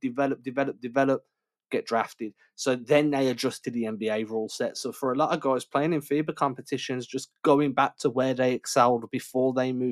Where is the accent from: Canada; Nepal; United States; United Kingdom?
United Kingdom; England; growing up in England